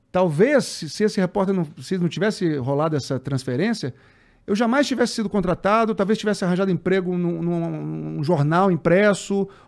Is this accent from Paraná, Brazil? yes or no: no; Brasília, Federal District, Brazil; also born or lived in Natal; Eu nasci em Natal e com um ano de idade eu fui para Brasília. Tá. Aí em Brasília eu passei a vida inteira, fiz faculdade em Brasília.